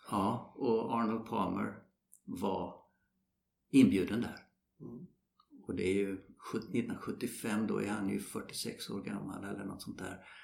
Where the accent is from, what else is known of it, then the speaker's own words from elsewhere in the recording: Sweden; Ja, vi kommer från Sverige. Jaha, spelar de golf där? Jajamensan, sa vi. Och så, eh, vi spelar fotboll.